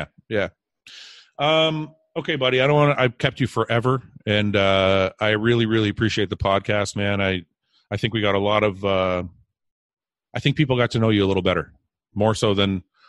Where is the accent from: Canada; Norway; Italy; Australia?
Canada; I was born here in Canada.